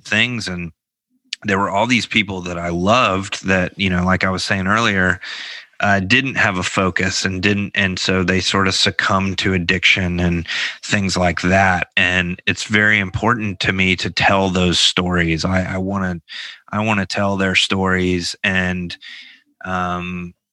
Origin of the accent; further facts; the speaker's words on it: Memphis, Tennessee, United States; growing up in Memphis in the 90s